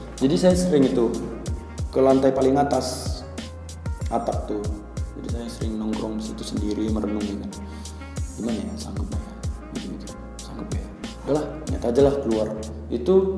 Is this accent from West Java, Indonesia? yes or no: no; Tapanuli, Batak area, North Sumatra, Indonesia; saya asalnya dari daerah Tapanuli daerah Batak sana